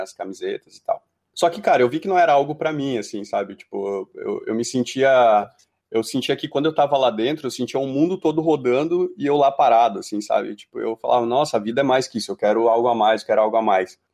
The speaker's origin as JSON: {"language": "Portuguese", "town": "Jaraguá do Sul", "region": "Santa Catarina", "country": "Brazil", "tie": "born or raised there", "said": "eu sou de Jaraguá do Sul, né? Como a Camila, que passou por aqui também. É, sou, sou lá da, de uma cidade do interior de Santa Catarina, né? E como é uma cidade muito industrial, assim, eu sempre cresci com aquela pegada"}